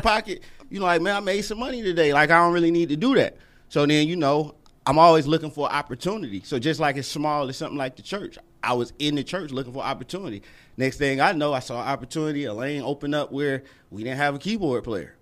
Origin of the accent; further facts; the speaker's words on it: Atlanta, Georgia, United States; I was born in East Lake out of Atlanta